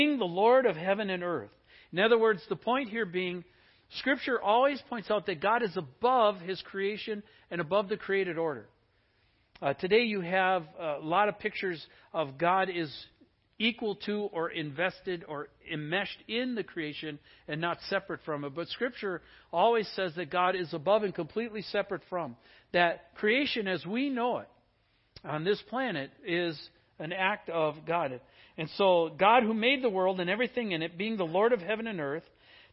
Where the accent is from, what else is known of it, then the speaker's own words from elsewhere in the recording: Wisconsin, United States; now in Seattle, United States; I grew up in Wisconsin